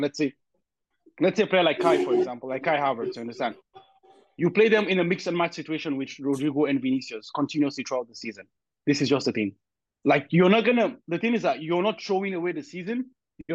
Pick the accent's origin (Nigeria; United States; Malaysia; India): Nigeria; I'm Nigerian